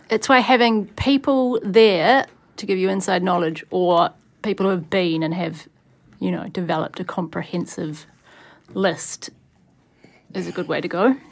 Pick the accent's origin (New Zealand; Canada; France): New Zealand; Wellington; I grew up in Wellington